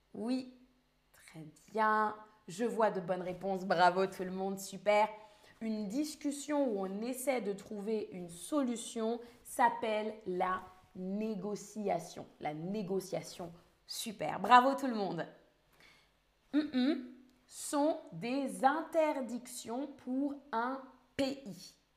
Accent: France; je suis française

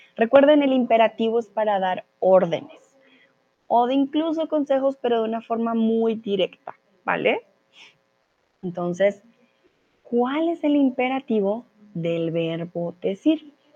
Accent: Colombia; soy de Colombia

